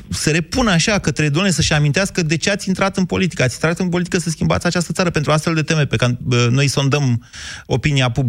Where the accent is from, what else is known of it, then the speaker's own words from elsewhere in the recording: Oltenia, Romania; sunt oltean.